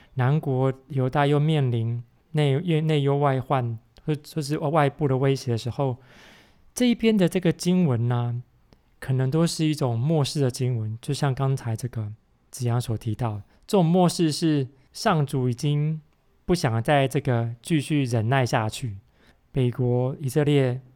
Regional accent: Taiwan; 我小时候在台湾听的

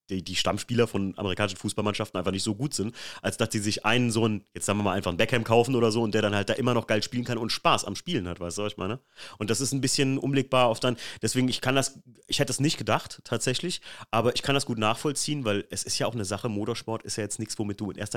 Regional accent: Germany; jetzt im, im Texas-Urlaub mit jemandem sehr witzig drüber unterhalten, der natürlich erfahren hat, ich bin Deutscher.

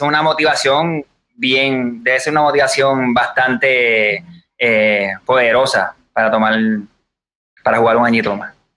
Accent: Puerto Rico; somos boricuas, criados aquí

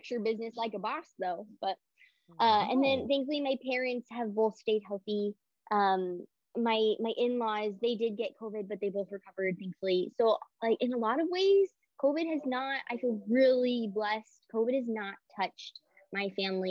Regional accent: Portland, United States; moved away as an adult; growing up in Portland, there's not a lot of military around.

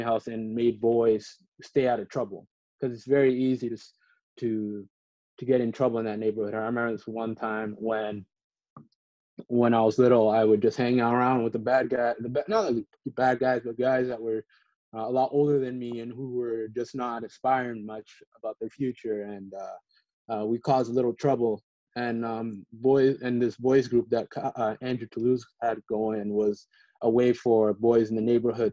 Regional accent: Ottawa, Ontario, Canada; now in Washington, D.C., United States; Ottawa, which is where I fell in love with sports. I used to live in Deborah Dimes community housing

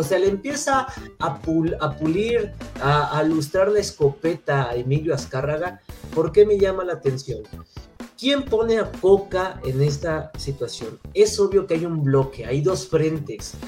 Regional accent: Mexico; como aficionado mexicano

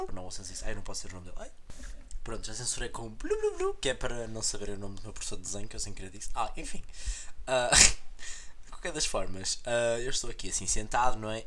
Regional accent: Portugal; now in Porto, Portugal; aqui na minha cidade natal, na cidade em que eu vivi grande parte do meu tempo, que é mais longe do Porto

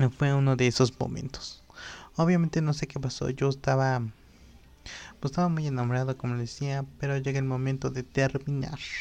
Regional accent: Totolac, Tlaxcala, Mexico; also born or lived in Apizaco / San Gabriel Cuautla; en el lugar donde yo crecí, que es en Totlac

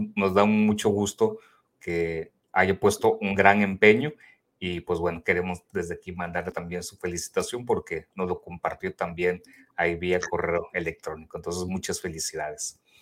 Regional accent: Mexico; somos tres de México que nos encontramos en este grupo también de Global.

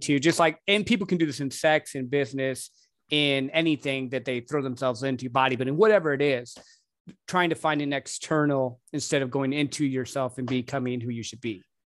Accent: Midwest, United States; I grew up in the Midwest

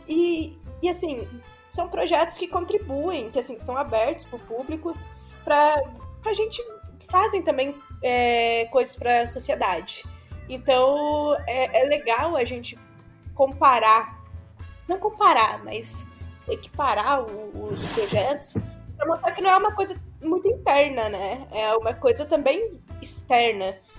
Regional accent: Minas Gerais, Brazil; eu sou mineira

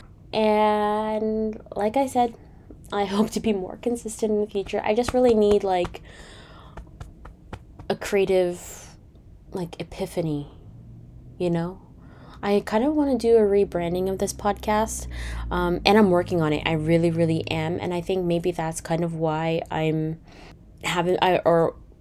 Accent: Canada; I am Canadian

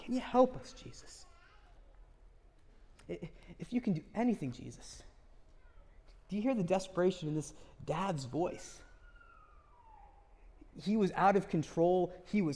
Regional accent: United States; I grew up in America, in the West, where we have a bias towards scientific rationalism

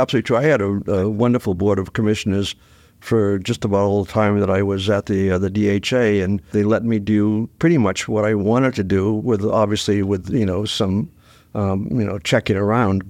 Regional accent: Dover, New Hampshire, United States; I grew up in Dover

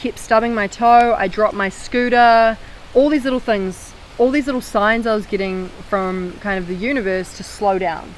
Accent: New Zealand; I'm from New Zealand

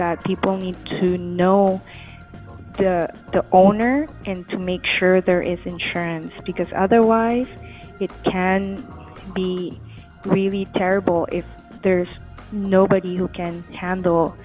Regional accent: Manila, Metro Manila, Philippines; moved away as an adult; now in Los Angeles, United States; I'm originally from the Philippines. I was born and raised in the biggest city there in Manila.

